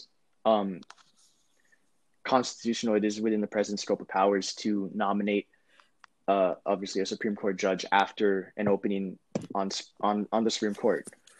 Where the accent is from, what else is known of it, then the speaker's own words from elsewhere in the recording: California, United States; I do host a podcast with my friend, Yihan Zhu. We're from Southern California.